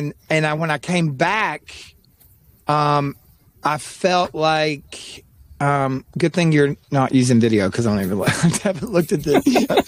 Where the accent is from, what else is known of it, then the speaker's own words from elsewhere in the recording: East Tennessee, United States; I grew up in East Tennessee